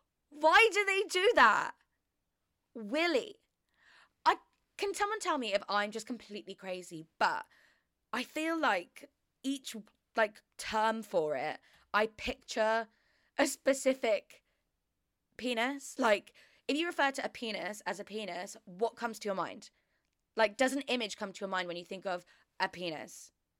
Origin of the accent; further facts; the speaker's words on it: Australia; He started to talk in a Southern American accent. We're Australian.